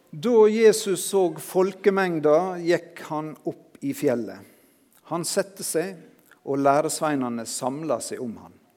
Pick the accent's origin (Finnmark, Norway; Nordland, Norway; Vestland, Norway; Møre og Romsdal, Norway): Møre og Romsdal, Norway; Sunnmøre; som sunnmøring